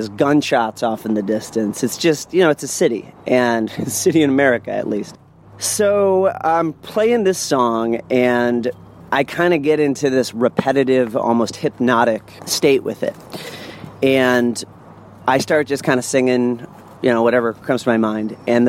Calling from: New Orleans, Louisiana, United States; So I'm calling from New Orleans, Louisiana.

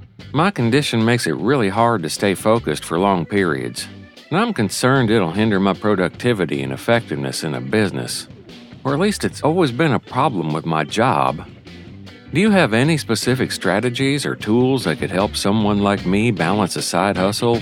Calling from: Huntsville, Alabama, United States; Hey there … from Huntsville, Alabama.

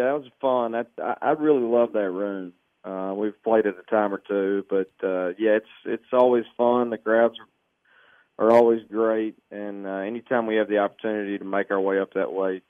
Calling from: Arkansas, United States; I'm at home in Arkansas, down south, man.

